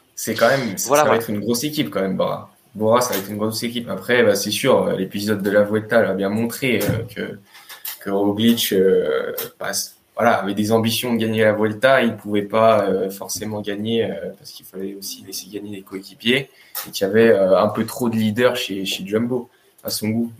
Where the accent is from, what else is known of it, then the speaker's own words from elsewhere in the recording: France; en tant que Français